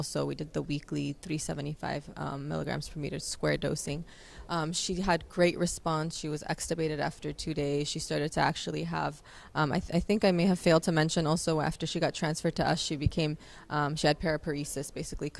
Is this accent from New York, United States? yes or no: no; Los Angeles, California, United States; also born or lived in Loma Linda; I'm from Los Angeles